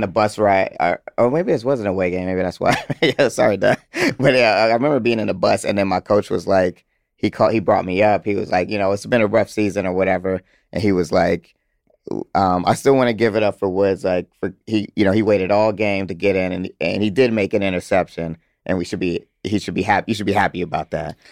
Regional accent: Atlanta, Georgia, United States; I'm from Atlanta.

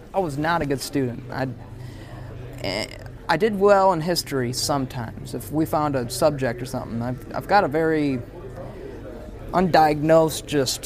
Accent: Michigan, United States; now in Nashville, United States; We're all buddies from Michigan

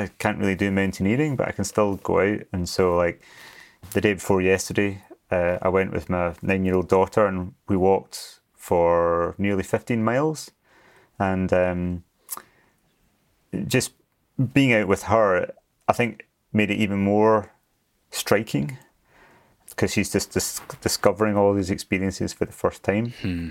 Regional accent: Glasgow, Scotland, United Kingdom; also born or lived in Scottish Highlands; I grew up in Glasgow in Scotland and moved up to the mountains.

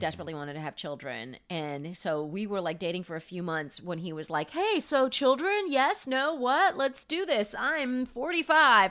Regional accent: Palm Springs, California, United States; moved away as an adult; now in New York, United States; Palm Springs is where I grew up

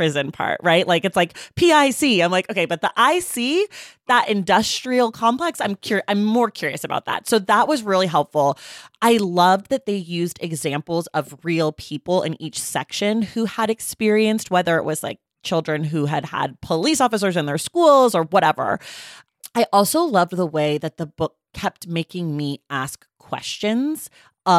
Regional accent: Oakland, California, United States; now in Los Angeles, United States; I live in LA, but I'm from Oakland

